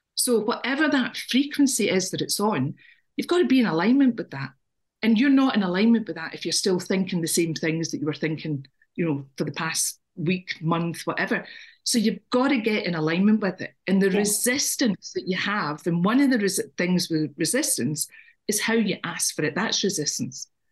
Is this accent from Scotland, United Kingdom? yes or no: yes; Scotland, United Kingdom; now in Ireland; and I'm Scottish.